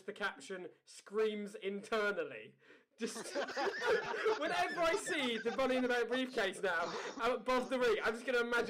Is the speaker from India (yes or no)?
no; United Kingdom; as a Brit